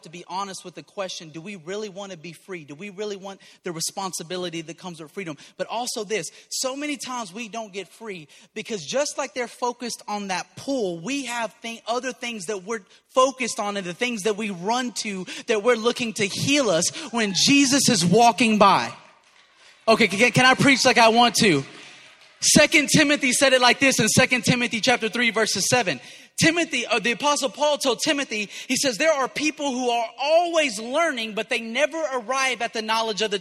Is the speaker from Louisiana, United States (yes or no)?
yes; Cajun, Southern US, Louisiana, United States; I'm Cajun and I'm Southern.